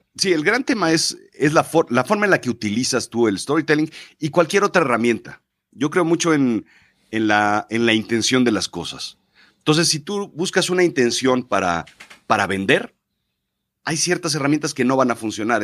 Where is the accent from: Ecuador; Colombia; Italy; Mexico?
Mexico; yo nazco en México, soy mexicano